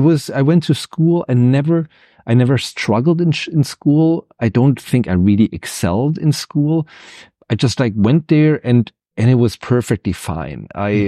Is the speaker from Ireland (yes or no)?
no; Ludwigsburg, Baden-Württemberg, Germany; English is a second language; He had a post in the city that I grew up with in Ludwigsburg.